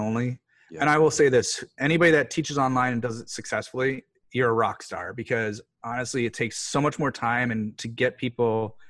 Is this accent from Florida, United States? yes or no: no; Bethlehem, Pennsylvania, United States; I grew up in Bethlehem, Pennsylvania, and I grew up a roofer's son